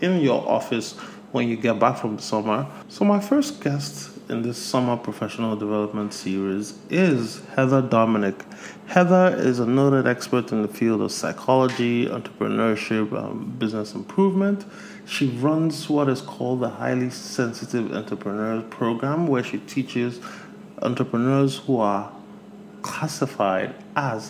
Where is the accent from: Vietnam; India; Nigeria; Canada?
Nigeria; my home country of Nigeria